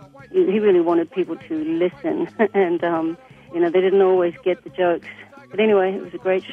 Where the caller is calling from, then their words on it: Burlington, North Carolina, United States; Hi, this is … I'm calling from Burlington, North Carolina.